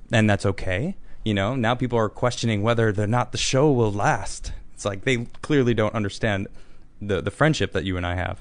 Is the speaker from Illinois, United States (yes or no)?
yes; Chicago, Illinois, United States; I'm from Chicago, too.